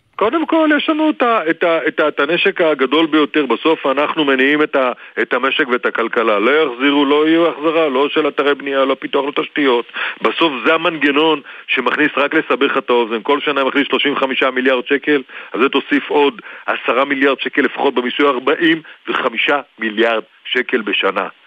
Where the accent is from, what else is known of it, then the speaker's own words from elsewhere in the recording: the North, Northern Israel, Israel; וגדלתי בצפון